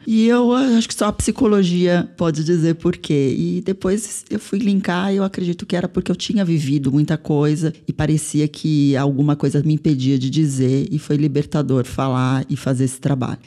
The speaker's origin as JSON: {"language": "Portuguese", "region": "São Paulo", "country": "Brazil", "tie": "born or raised there", "said": "sou mulher brasileira, nasci em São Paulo"}